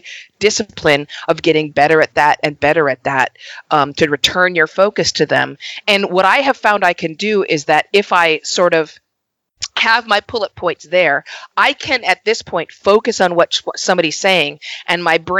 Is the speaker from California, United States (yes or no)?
yes; Los Angeles, California, United States; an LA native